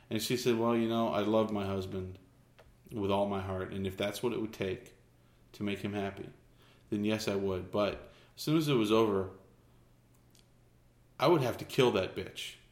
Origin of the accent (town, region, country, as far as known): Clovis, United States; born or raised there